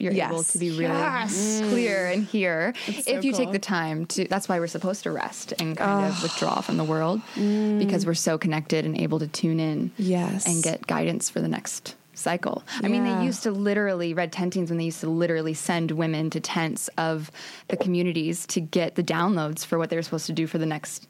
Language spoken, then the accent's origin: English; Omaha, Nebraska, United States; moved away as an adult; now in California, United States; So I used to be a pharmacist, and then I moved to California from Omaha, Nebraska in July of 2017.